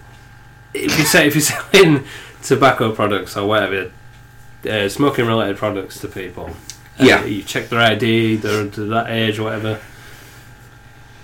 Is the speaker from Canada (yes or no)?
no; Otley, Yorkshire and the Humber, United Kingdom; my hometown